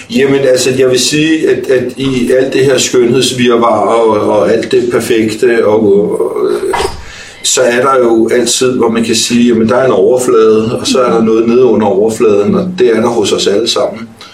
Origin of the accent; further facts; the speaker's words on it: North Zealand, Capital Region of Denmark, Denmark; er født og opvokset op i Nordsjælland